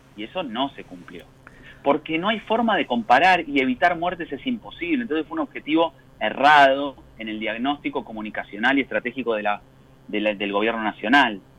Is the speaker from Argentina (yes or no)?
yes; Argentina; como argentinos